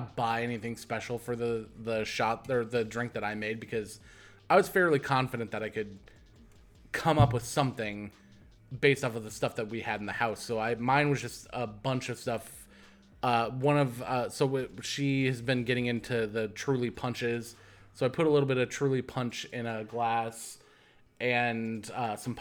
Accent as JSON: {"language": "English", "region": "Iowa", "country": "United States", "said": "I am from Iowa."}